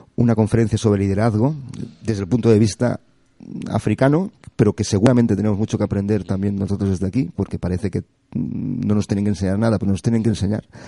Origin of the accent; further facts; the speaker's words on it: Barcelona, Catalonia, Spain; moved away as an adult; now in Las Palmas, Spain; Yo soy de Barcelona y tengo un puerto fantástico